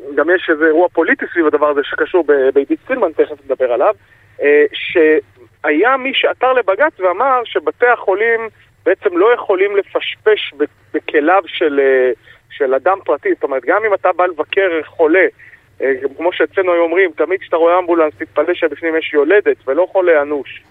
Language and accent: Hebrew; Jerusalem, Jerusalem District, Israel; שנולד בעיר העתיקה בירושלים, גדלתי שם